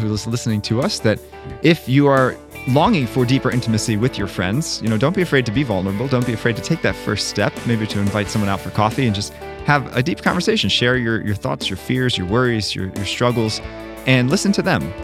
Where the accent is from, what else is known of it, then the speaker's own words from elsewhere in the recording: Maryland, United States; growing up in Maryland